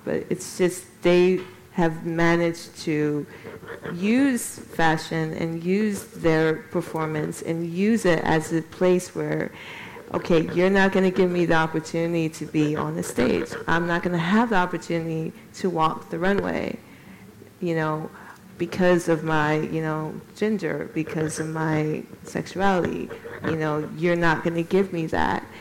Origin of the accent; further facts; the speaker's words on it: Chicago, Illinois, United States; also born or lived in New York City / London; now in Gothenburg, Sweden; I'm originally from Chicago, and I lived in New York for many, many years